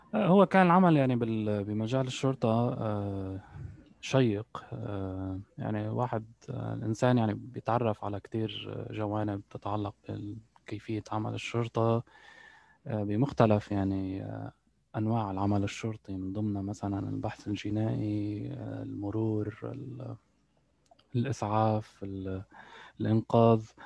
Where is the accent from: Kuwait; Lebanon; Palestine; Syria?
Lebanon; moved away as an adult; also born or lived in United Arab Emirates; now in Canada; أنا ولدت في لبنان وقضيت يعني معظم معظم طفولتي إلى حين يعني تخرجت من الجامعة